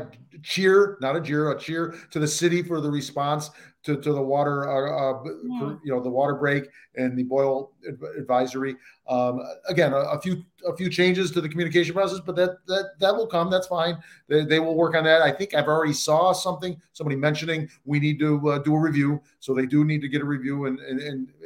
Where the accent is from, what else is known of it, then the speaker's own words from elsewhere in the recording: Buffalo, New York, United States; now in Saratoga Springs, United States; I'm from Buffalo, suburban Buffalo